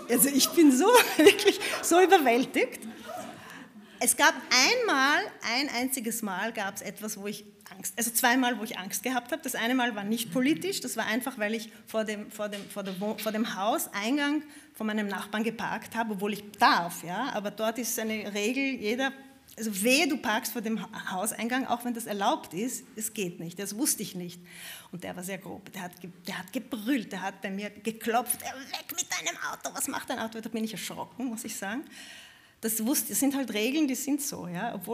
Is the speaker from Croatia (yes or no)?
no; Vienna, Austria; Ich bin Wienerin, ich habe nichts